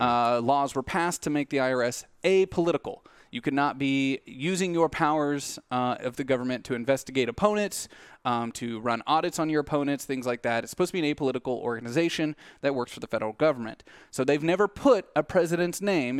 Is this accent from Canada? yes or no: no; United States; as American people